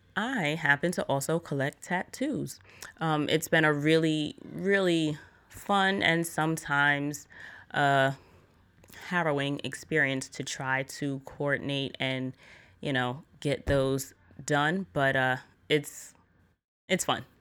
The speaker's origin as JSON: {"language": "English", "region": "New York", "country": "United States", "said": "I'm from New York"}